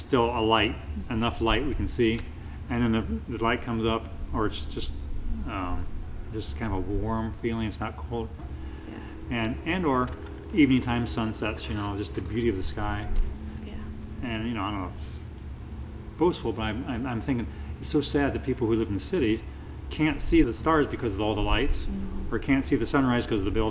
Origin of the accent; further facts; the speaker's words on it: Pandora, Ohio, United States; from Pandora, Ohio